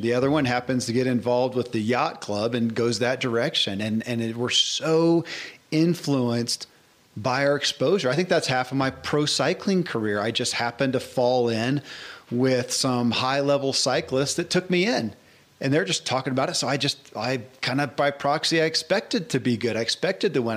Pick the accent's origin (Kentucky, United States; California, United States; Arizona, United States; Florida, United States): Kentucky, United States; born or raised there